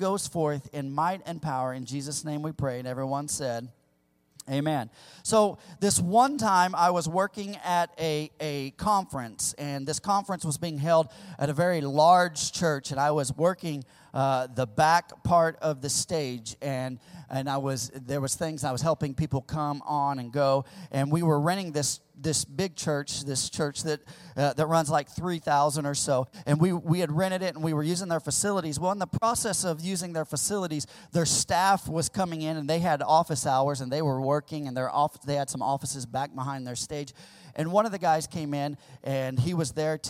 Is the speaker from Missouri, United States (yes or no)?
yes; the Ozarks, Missouri, United States; born or raised there; moved away; also born or lived in California